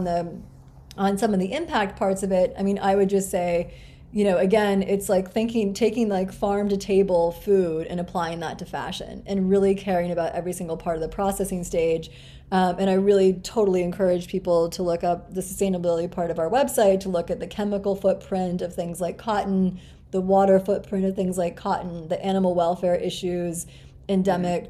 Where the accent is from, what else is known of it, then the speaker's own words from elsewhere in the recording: Grinnell, Iowa, United States; I was born in Grinnell, Iowa, which is this tiny liberal arts college town in the middle of Iowa.